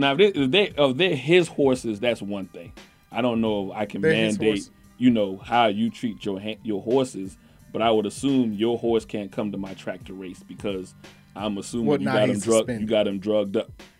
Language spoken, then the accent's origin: English; the South, United States; Especially if I'm a Southerner.